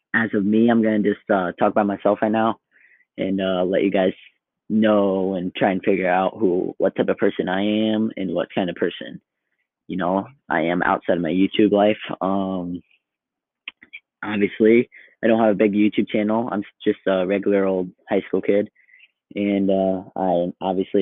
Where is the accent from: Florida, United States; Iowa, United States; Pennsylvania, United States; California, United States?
Iowa, United States; I'm from Iowa